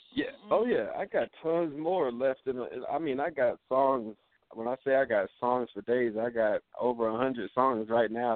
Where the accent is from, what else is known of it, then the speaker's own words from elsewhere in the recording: Los Angeles, California, United States; moved away as an adult; now in Des Moines, United States; I'm from Los Angeles